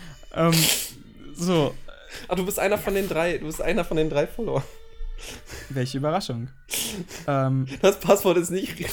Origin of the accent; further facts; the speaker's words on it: Germany; wir sind Deutsche, wir sind weiß.